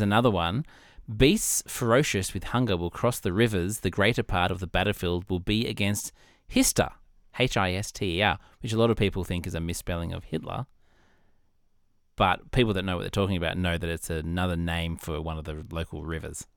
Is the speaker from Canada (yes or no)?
no; Australia; as an Australian